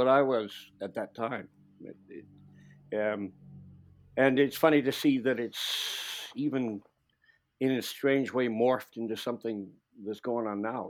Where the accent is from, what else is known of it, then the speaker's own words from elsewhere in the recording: Ireland; Yeah, I'm an Irish guy, but I didn't spend my life playing jigs and blowing a penny whistle because I would have no interest in that.